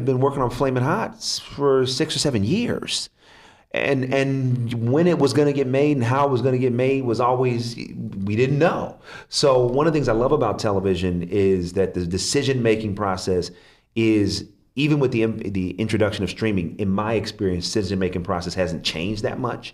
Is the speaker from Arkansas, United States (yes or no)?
no; Oakland, California, United States; I'm from Oakland, California, and my father died